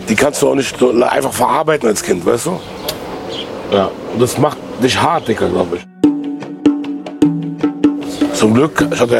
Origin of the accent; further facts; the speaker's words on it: Germany; Naja, ich bin ja hier geboren in dem Land und damals war, wir waren einer der einzigen Araber in der ganzen Gegend.